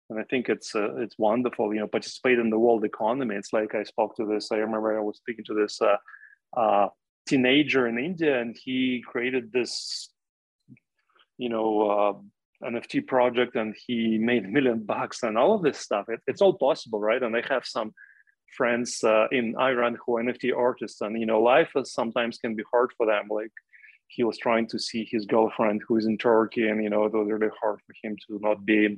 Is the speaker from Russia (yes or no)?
yes; Russia; when I was growing up in the Soviet Union, for me, a tiny window into the outside world was my ability to listen to radio stations from outside of Russia, right?